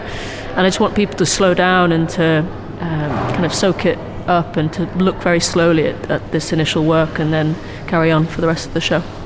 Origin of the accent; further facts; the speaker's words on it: South Wales, United Kingdom; moved away as an adult; also born or lived in London / Germany; now in Manchester, United Kingdom; I'm from London. My family's from London, um, but I grew up in South Wales.